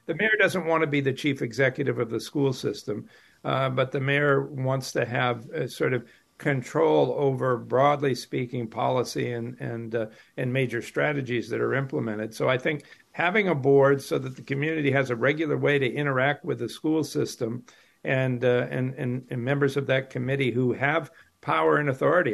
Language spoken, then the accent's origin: English; Western Massachusetts, United States; I grew up in Western Mass